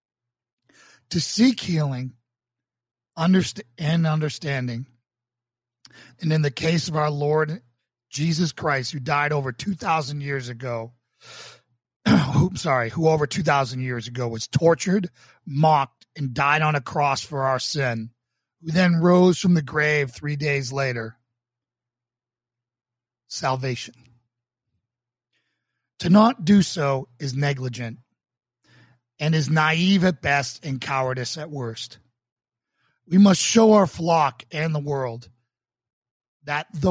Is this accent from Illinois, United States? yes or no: no; Boston, Massachusetts, United States; also born or lived in New York; as a Boston police officer in my hometown.